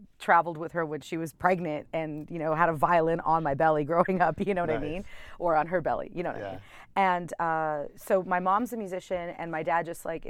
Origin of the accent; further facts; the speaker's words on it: Toronto, Ontario, Canada; moved away; in Toronto, because that's my hometown